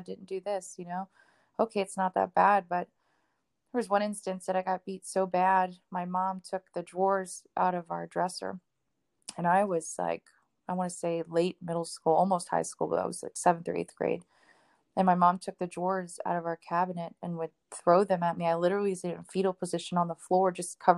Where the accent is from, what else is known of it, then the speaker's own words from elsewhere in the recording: Miami, Florida, United States; I'm from Miami. We're very loud, very outspoken family